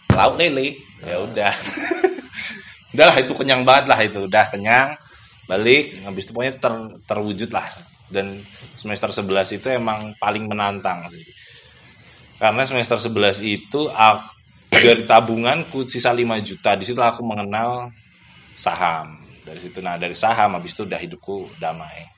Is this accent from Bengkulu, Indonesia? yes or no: yes; Bengkulu, Indonesia; moved away as an adult; also born or lived in Medan; now in Yogyakarta, Indonesia; aku yang berasal dari Bengkulu